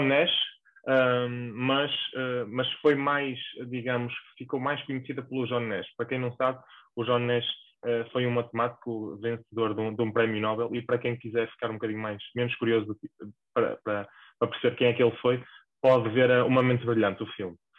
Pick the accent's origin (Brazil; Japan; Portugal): Portugal; the North, Norte; accent: northern; moved away as an adult; now in Lisbon, Portugal; encontro-me a trabalhar em Lisboa, uh, mas para os que se calhar já deram por ela, eu sou do Norte, causa do meu sotaque